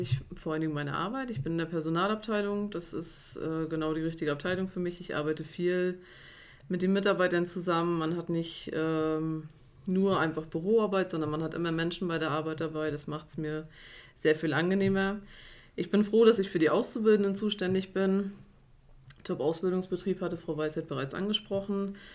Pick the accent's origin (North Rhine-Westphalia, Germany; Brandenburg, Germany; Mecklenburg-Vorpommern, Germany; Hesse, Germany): Mecklenburg-Vorpommern, Germany; Güstrow; ich bin 33 Jahre, komme aus Güstrow